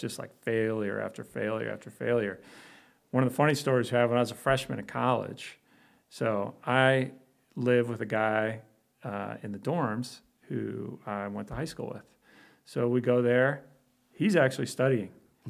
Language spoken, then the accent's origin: English; Chicago, Illinois, United States; also born or lived in Belgium; I grew up in Chicago.